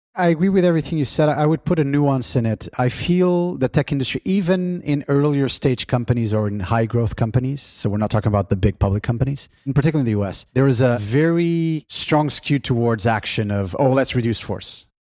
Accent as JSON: {"language": "English", "country": "Portugal", "moved": "yes", "said": "In my home country of Portugal"}